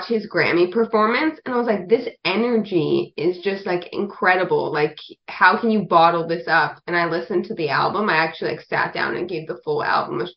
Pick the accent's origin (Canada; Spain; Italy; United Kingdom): Canada; moved away as an adult; also born or lived in Nashville; growing up in Canada